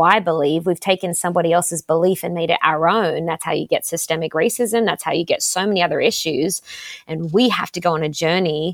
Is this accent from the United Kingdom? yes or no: no; Sydney, New South Wales, Australia; moved away as an adult; also born or lived in Los Angeles, United States; I grew up in Australia in a place called the Shire, nothing to do with the Lord of the Rings